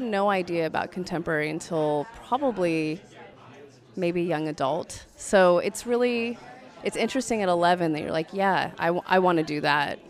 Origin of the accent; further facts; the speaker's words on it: United States; as an American